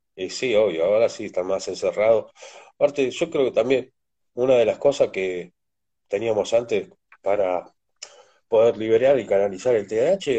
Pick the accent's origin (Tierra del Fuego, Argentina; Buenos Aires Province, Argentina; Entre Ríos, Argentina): Buenos Aires Province, Argentina; San Martín, Tres de Febrero; born or raised there; also born or lived in Potrero de Garay, Córdoba, Argentina